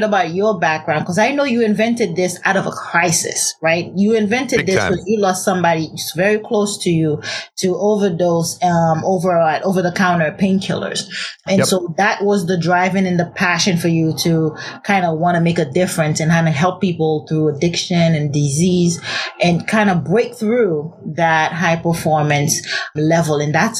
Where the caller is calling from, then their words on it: San Diego, California, United States; San Diego.